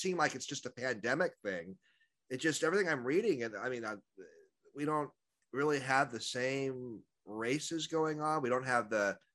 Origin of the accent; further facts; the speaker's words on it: Seattle area, Washington, United States; we grew up in the Seattle area together